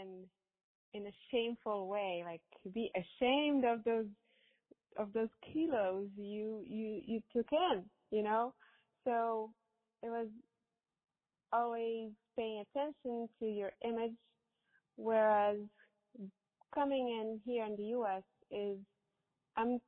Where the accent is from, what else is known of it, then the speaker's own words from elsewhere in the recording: Morocco; moved away as an adult; now in United States; I grew up in Morocco